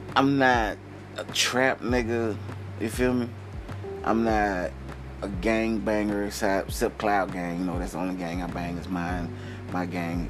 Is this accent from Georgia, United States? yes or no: yes; outside of Atlanta, Georgia, United States; I'm from like outside of Atlanta. I'm from like an hour and 30 minutes outside of Atlanta